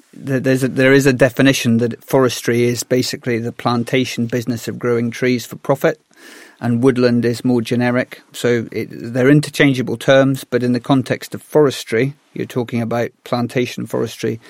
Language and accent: English; Galloway, Scotland, United Kingdom; I grew up in Galloway, which is the most forested part of the UK.